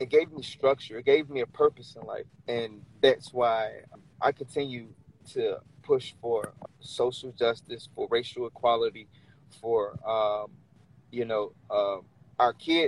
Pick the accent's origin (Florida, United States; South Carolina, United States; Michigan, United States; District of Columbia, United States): Florida, United States; Orlando; moved away as an adult; now in Richmond, United States; I'm originally from Orlando, Florida. I moved to Richmond, Virginia 5 years ago